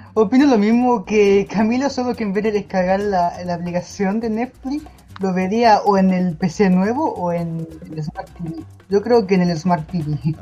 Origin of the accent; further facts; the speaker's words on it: Chile; aquí en mi país, Chile